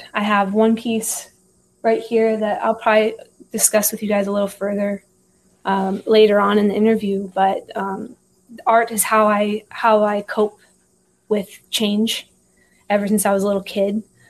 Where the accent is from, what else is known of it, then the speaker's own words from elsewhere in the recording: Iowa, United States; also born or lived in Texas; So I was born in Texas, been a little bit everywhere. So I moved from Texas when I was about 2 years old. We were in Iowa for about 7 years.